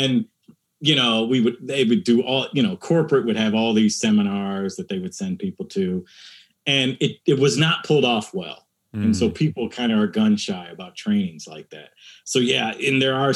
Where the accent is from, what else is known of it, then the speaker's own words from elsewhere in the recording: United States; my experience of a person of color growing up in America